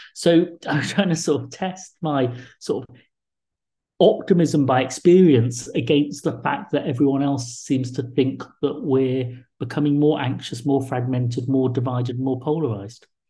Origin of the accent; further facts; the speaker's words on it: England, United Kingdom; also born or lived in Liverpool / Essex; I was born in the 70s to parents who came from India and Ireland to this country, you know, a few years earlier. So I grew up with identity issues